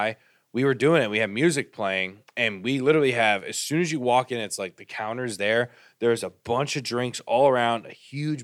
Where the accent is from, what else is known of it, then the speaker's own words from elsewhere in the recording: Boca Raton, Florida, United States; I'm from Boca